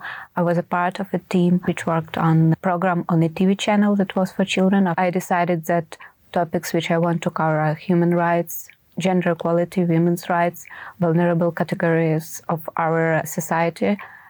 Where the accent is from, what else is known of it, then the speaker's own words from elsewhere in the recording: Ukraine; I'm a Ukrainian and in my country the war is going on.